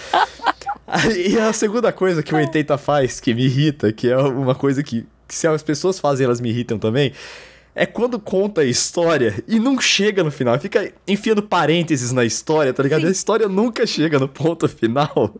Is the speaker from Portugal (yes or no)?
no; Brazil; eu sou brasileiro